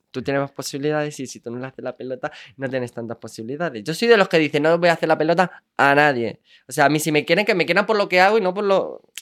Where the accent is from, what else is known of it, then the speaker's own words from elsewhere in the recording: Andalusia, Spain; Andalucía es mi tierra, yo soy del sur.